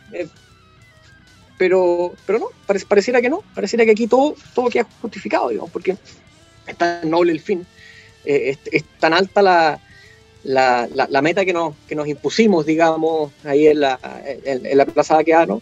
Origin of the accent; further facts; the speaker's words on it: Chile; nosotros hemos tenido como chilenos